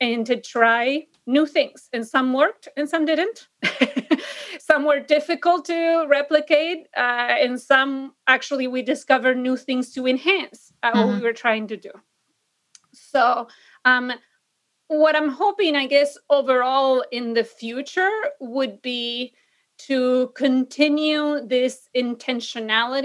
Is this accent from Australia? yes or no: no; Argentina; English is a second language; moved away as an adult; also born or lived in San Diego, United States; now in Illinois, United States; I fell in love with American English because in Argentina, the default or the standard, if you want to call it that, is British English. And so I went to a school specifically that taught American English.